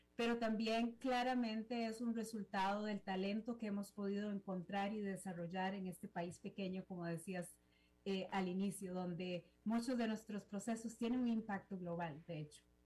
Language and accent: Spanish; Costa Rica; como costarricense